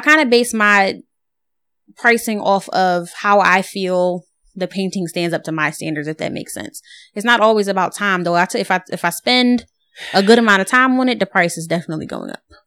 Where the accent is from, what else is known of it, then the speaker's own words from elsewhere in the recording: Philadelphia, Pennsylvania, United States; I'm from Philly